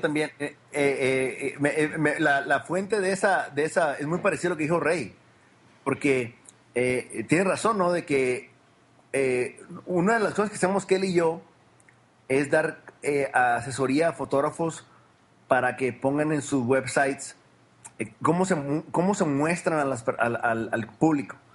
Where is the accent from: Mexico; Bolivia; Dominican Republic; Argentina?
Mexico; Culiacán, Sinaloa; now in United States; yo nací en Culicán, Sinaloa. Es el noroeste de México